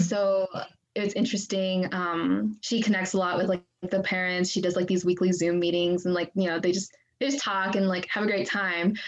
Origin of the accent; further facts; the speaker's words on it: Gladstone, United States; also born or lived in Xinyu, Jiangxi, China; I grew up in Gladstone like my whole life